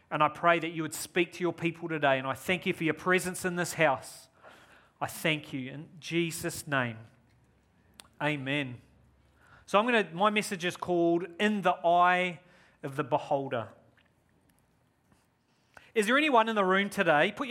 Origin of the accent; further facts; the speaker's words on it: New Zealand; moved away as an adult; now in Australia; I'm a Kiwi. You could probably hear my accent. It's weird because when I'm here, I'm a Kiwi. When I go to New Zealand, oh, you're such an Aussie.